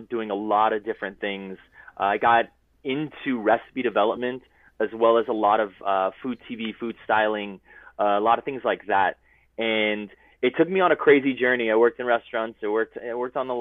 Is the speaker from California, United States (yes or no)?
yes; Los Angeles, California, United States; I'm a chef from Los Angeles, California